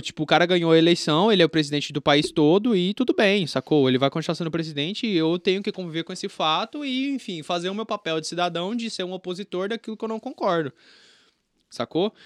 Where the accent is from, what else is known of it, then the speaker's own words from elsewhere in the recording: Campo Grande, Mato Grosso do Sul, Brazil; now in Brasília, Brazil; eu sou de Campo Grande, Mato Grosso do Sul